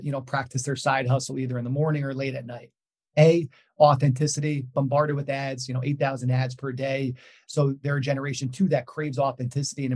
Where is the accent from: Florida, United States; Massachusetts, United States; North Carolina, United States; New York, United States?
New York, United States; I'm from New York